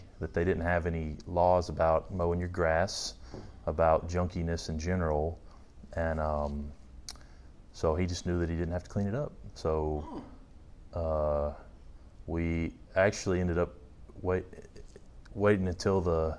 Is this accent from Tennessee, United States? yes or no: yes; Tullahoma, Tennessee, United States; moved away as an adult; also born or lived in North Carolina; now in Nashville, United States; now I'm in the Nashville, Tennessee area, but originally from a small town in Tennessee called Tullahoma